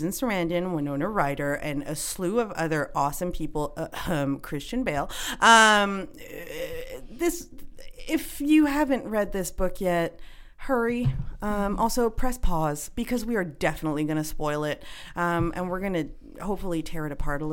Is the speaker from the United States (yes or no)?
no; Canada; I'm Canadian